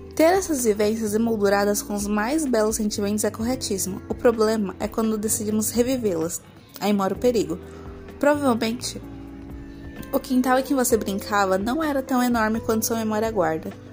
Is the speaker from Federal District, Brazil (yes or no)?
no; São Paulo, Brazil; eu sou paulista